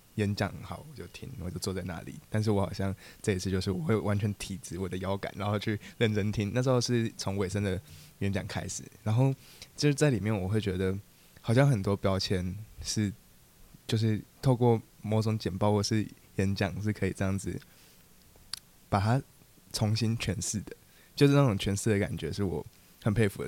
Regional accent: Tainan, Taiwan; 我是来自台南，然后我现在高三，就是我现在十七岁

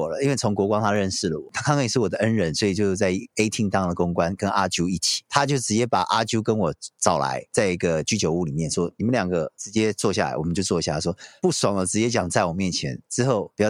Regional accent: South Korea; Chinese is a second language; 我在韩国，因为我是韩国人，所以我做的话，其实女生就过来聊天了

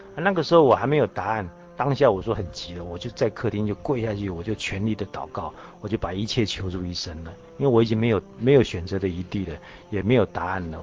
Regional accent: Taiwan; 我是从大陆来的，在台湾生的

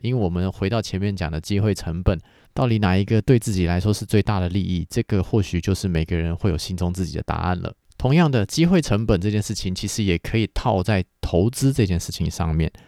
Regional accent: Taiwan; 我们台湾人们呢，其实说到底是一开始以农耕社会为主的华人社会

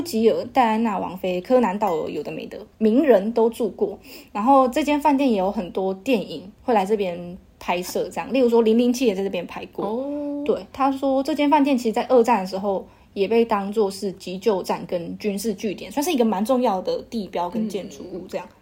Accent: Taichung, Taiwan; 我们家是台中人

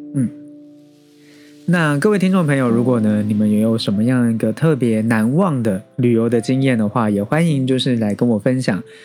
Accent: Taiwan; 我们台湾人

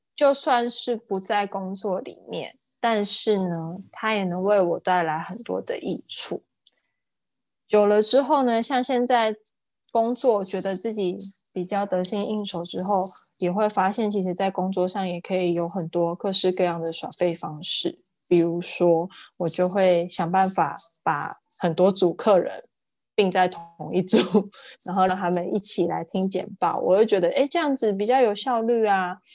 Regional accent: Yunlin County, Taiwan; 我是云林长大的孩子

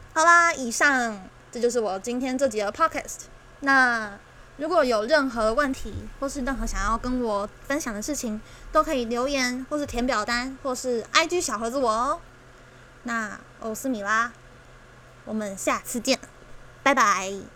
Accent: Taiwan; 这是我们的家，这是我们的家乡，我们共同生长的地方，共同居住的地方

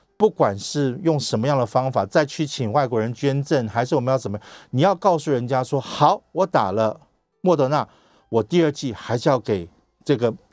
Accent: Taiwan; 我们台湾人

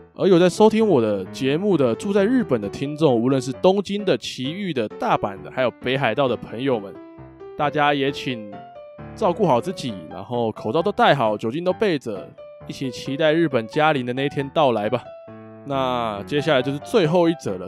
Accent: Taiwan; 像我们台湾人

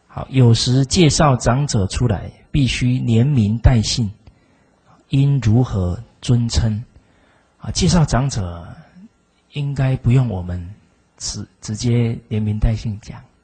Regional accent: Zuoying, Kaohsiung, Taiwan; 我来自左营

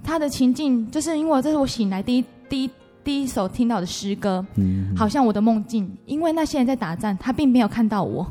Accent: Taitung, Taitung County, Taiwan; moved away as an adult; now in Hualien, Taiwan; 像我在花莲，因为我是台东人

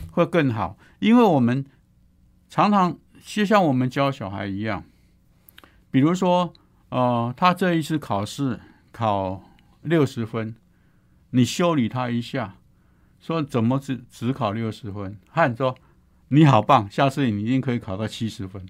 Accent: Taiwan; 我们在台湾已经有这种这种，

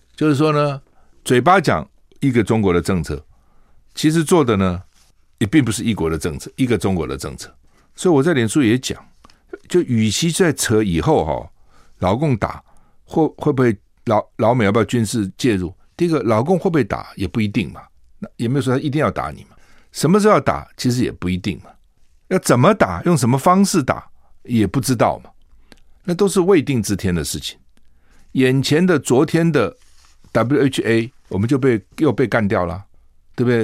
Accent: Taiwan; 作为一个台湾人，我们这样受到威胁

